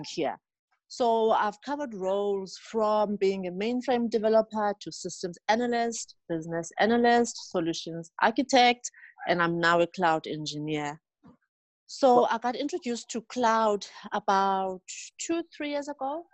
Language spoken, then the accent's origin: English; Mdantsane, Eastern Cape, South Africa; moved away as an adult; now in Johannesburg, South Africa; I'm originally from the Eastern Cape township known as Mdansane, just outside East London. Mm-hmm. That's where I grew up.